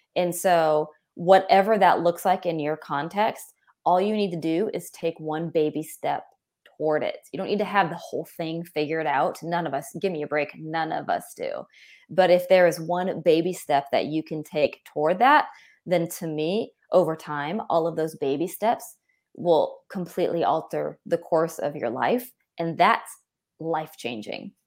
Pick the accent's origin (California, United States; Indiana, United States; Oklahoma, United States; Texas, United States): California, United States; I grew up, um, and I'm from California